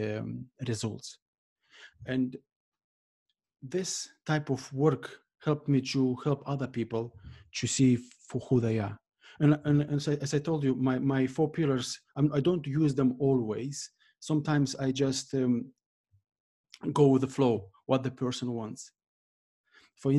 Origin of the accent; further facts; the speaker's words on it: Moldova; moved away as an adult; now in Ireland; I was born in Moldova, and for the first 17 years, I lived there